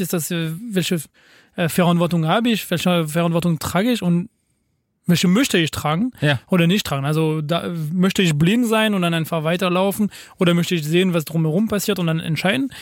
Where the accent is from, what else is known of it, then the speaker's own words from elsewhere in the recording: France; German is a second language; bei uns in Frankreich